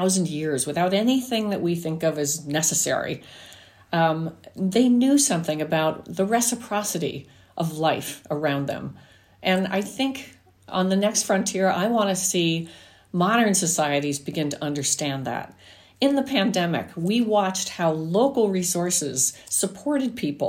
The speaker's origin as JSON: {"language": "English", "region": "New Jersey", "country": "United States", "tie": "born or raised there", "said": "me growing up in New Jersey"}